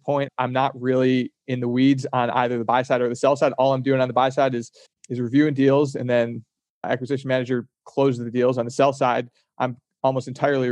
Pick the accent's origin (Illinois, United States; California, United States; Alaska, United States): Illinois, United States; Chicago; moved away; also born or lived in Boston; I was out in Boston and I was from Chicago.